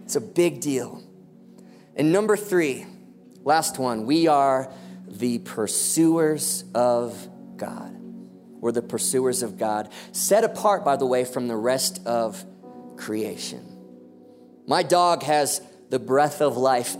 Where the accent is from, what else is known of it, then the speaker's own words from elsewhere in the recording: United States; I'm an American